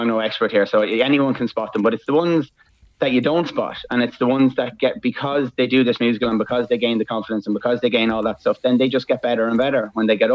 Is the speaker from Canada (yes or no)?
no; Trim, Leinster, Ireland; now in Maynooth, Ireland; I'm from Trim originally, but I live in Maynooth.